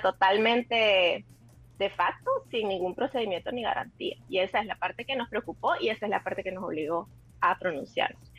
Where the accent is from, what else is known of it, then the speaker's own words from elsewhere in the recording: El Salvador; como, como, como salvadoreños